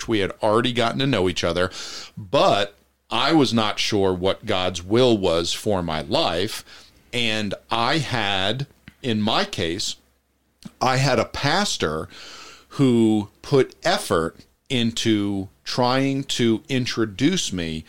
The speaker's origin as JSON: {"language": "English", "region": "New Jersey", "country": "United States", "tie": "born or raised there", "moved": "yes", "said": "I went back to New Jersey to visit my family"}